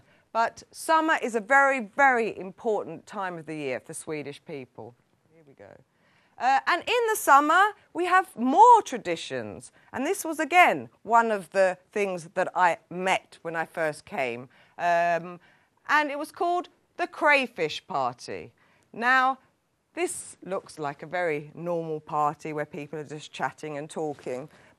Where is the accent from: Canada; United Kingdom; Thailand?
United Kingdom; England; now in Sweden; although I'm English, my heart is here in Sweden.